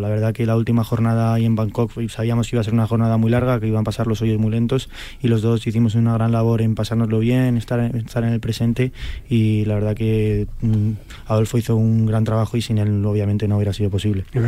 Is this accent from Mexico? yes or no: no; Spain; Yo soy español